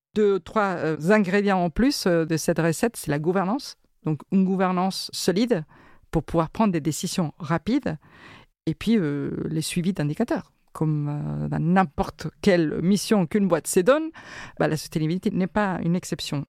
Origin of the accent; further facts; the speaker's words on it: Argentina; now in France; je suis né en Argentine